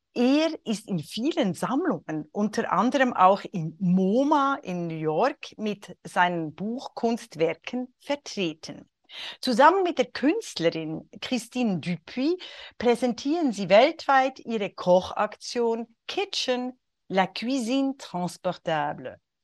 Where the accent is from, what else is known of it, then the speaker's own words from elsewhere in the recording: Switzerland; in der Schweiz, beim Auf, im Aufwachsen in den 60er Jahren